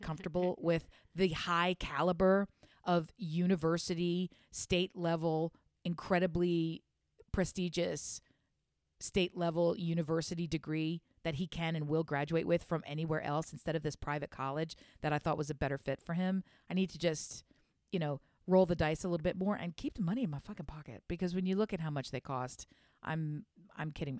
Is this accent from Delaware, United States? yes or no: yes; Delaware, United States; I'm from Delaware, which for those who don't know, it's real close to Philadelphia